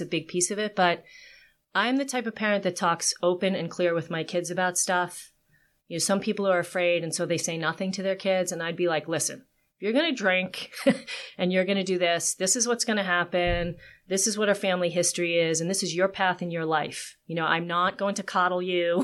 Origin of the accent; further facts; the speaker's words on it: Long Island, New York, United States; I am from New York. I grew up in Long Island originally